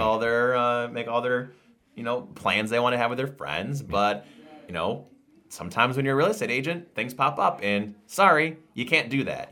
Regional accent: Endicott, New York, United States; I saw him in Endicott, New York, my hometown

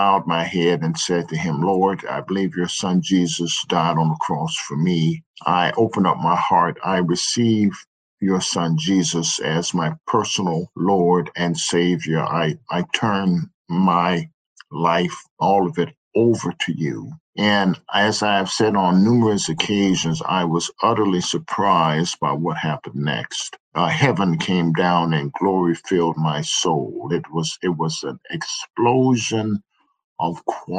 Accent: Chicago, Illinois, United States; I grew up on the south side of Chicago. So I'm a south sider.

